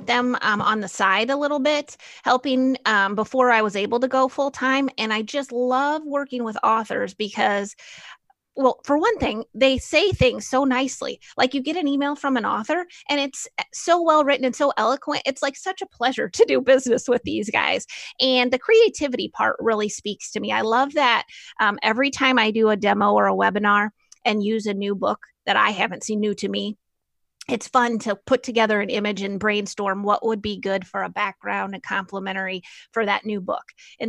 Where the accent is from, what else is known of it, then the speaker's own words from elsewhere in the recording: Normal, Illinois, United States; Well, we're so desensitized, I think, to saying that we're from Normal.